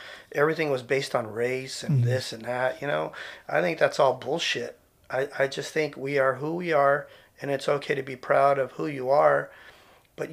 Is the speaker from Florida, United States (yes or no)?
no; San Jose, California, United States; growing up in East San Jose during the 70s and 80s